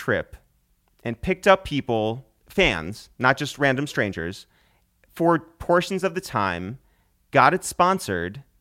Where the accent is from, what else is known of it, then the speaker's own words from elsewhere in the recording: Harrison, United States; We grew up in Harrison, which is a big Italian town.